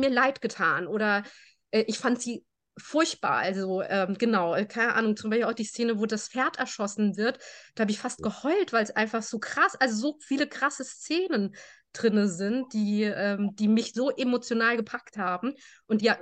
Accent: Germany; Meine Eltern sind aus Spanien. Äh, wir sind in Deutschland geboren

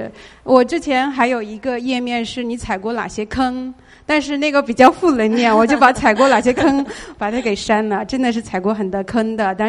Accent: China; now in Los Angeles, United States; 我们是从中国过来的。

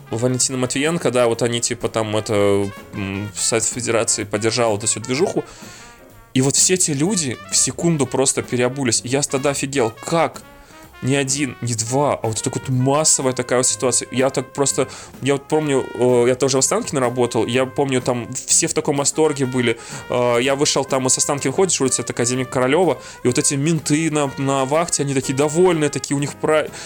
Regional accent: Belarus; moved away as an adult; now in Russia; А я приехал такой, типа, из Беларуси, я не владел там вот этой вот ситуацией, которая в России происходит абсолютно

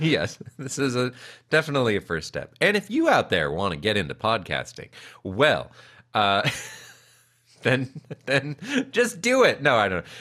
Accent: Calabasas, California, United States; I grew up in Calabasas

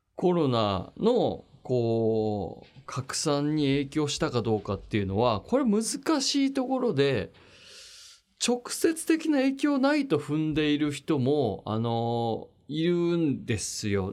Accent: Machida, Tokyo, Japan; 幼稚園小中高大と全部町田で町田育ち

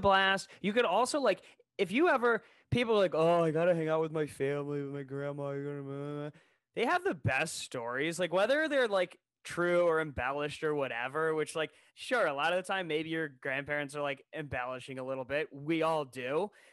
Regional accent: Ohio, United States; we're from Ohio

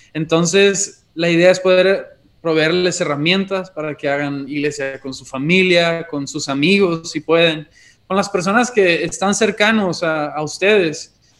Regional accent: Monterrey, Nuevo León, Mexico; also born or lived in Chihuahua; aunque somos originarios de Monterrey, nos fuimos dos años a Chihuahua y acabamos de regresar hace cinco meses

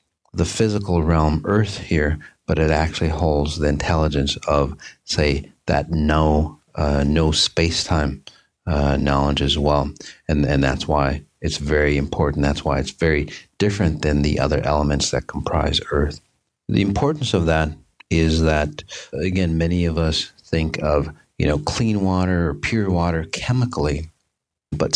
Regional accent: Minneapolis, Minnesota, United States; my hometown, Minneapolis, St. Paul area

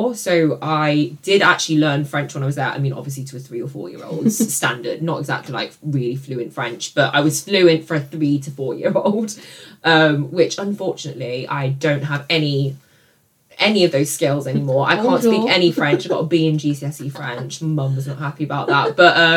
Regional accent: Nottingham, East Midlands, United Kingdom; also born or lived in Tianjin, China / Shanghai, China; I was born in China. I was brought here with my parents. My parents moved here when they were probably like in their 30s. I was about four or five at the time. And I was brought up here in Nottingham.

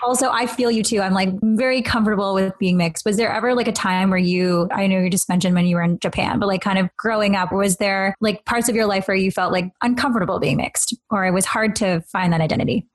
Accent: Canada; I grew up here

